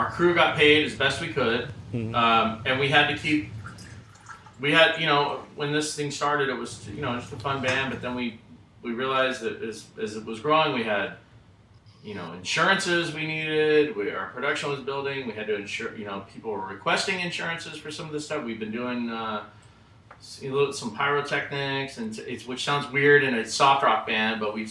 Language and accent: English; Burbank, California, United States; I'm from Burbank, California